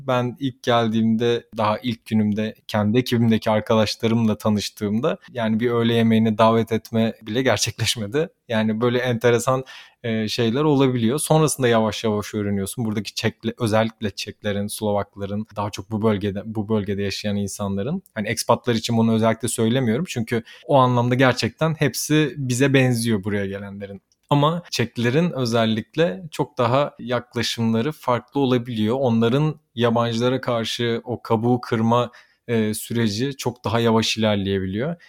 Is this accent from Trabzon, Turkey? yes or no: no; Adana, Turkey; moved away as an adult; also born or lived in Istanbul; memleketime Adana'ya gittiğimde